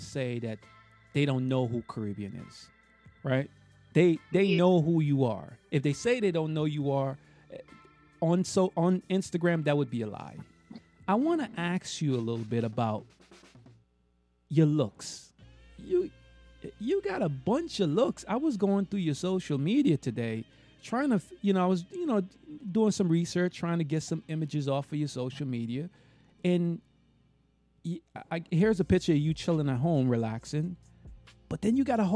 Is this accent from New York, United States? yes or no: yes; New York, United States; now in Florida, United States; where I'm from, New York. I live in Florida now